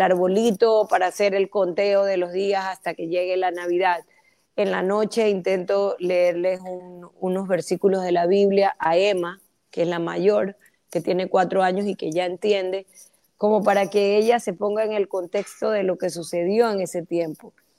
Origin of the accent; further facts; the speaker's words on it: Ecuador; todos somos ecuatorianos